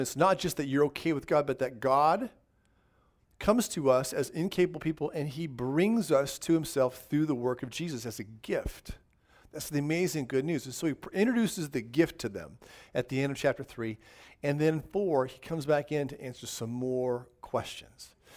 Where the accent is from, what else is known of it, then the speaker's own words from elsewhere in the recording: Southern California, United States; moved away; I grew up in Southern California in the high desert